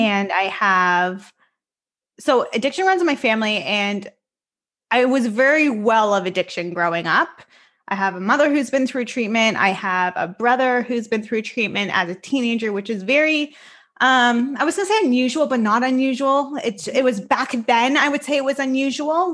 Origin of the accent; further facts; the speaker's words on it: Richmond Hill, Ontario, Canada; I am formally born and raised in Richmond Hill, Ontario, and that's where I'm living right now as well